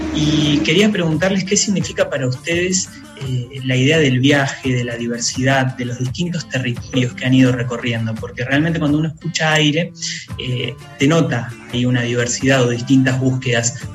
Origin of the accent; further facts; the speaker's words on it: Salta, Argentina; somos cuatro pibes de Salta